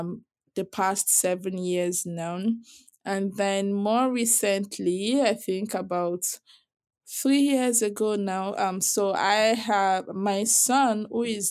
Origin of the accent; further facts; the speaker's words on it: Southwest Nigeria, Nigeria; I grew up in Nigeria. I was born and raised in Nigeria. And I was born in the South also. But the South is, especially the Southwest where I grew up